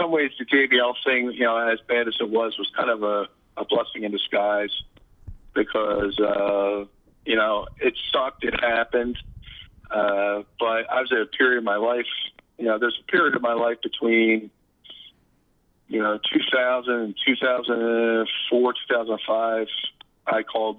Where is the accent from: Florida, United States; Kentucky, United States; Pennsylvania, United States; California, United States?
Pennsylvania, United States; Philadelphia; I was born in Philadelphia, partially raised in Philadelphia.